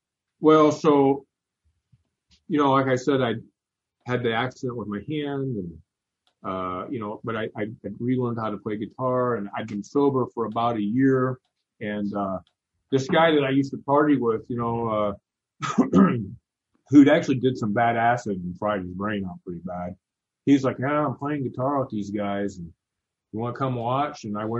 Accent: Indiana, United States; Grace College Theological Seminary is right here, which is Grace Brothers College is right here in my hometown.

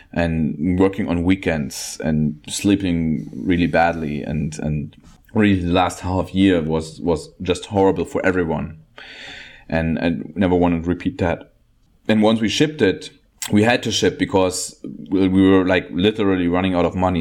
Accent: Germany; I'm from Germany

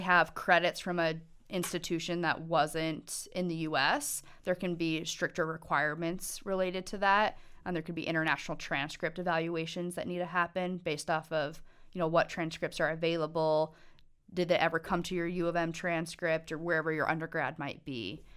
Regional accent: Montana, United States; I was born and raised in Montana

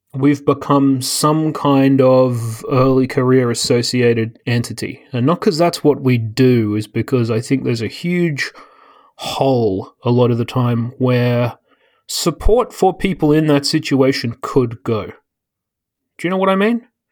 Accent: Australia; moved away as an adult; now in United States; I don't remember growing up with, I mean, maybe because Australia is full of everyone from everywhere.

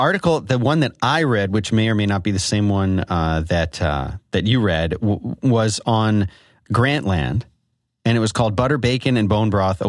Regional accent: Philadelphia, Pennsylvania, United States; accent: Philadelphia; Well, I'll say it in my Philadelphia accent.

